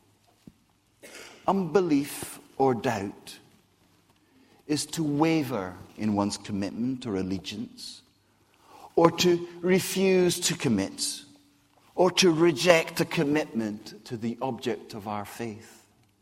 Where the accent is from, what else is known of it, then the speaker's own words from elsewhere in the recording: Scotland, United Kingdom; accent: Scottish; also born or lived in Brazil / Whitchurch; now in Basingstoke, United Kingdom; how I got a Scottish accent